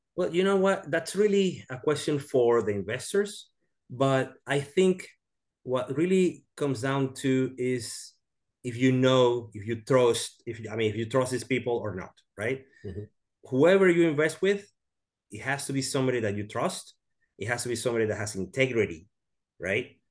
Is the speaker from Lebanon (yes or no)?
no; Venezuela; now in Houston, United States; I am from Venezuela. I live in Houston, Texas